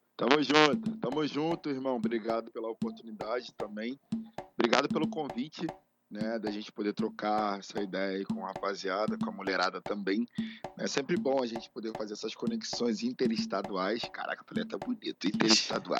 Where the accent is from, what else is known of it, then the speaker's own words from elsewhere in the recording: Rio de Janeiro, Brazil; Eu que sou de Bangu, tinha o Cassino Bangu e o Bangu Atlético